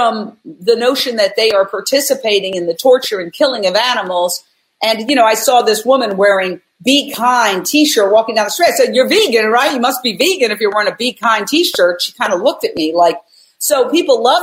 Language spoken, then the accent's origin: English; New York City, New York, United States; moved away as an adult; also born or lived in Fort Myers, Florida / Minneapolis, Minnesota / Philadelphia, Pennsylvania; now in Los Angeles, United States; I was born and raised in Midtown Manhattan, directly across the street from Carnegie Hall